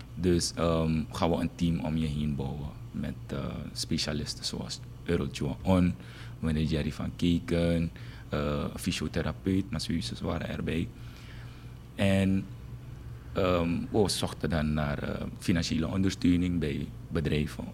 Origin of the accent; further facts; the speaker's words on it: Paramaribo, Paramaribo District, Suriname; ik ben geboren en getogen in uh, eh, Gersvleet. Dat is een volksbuurt.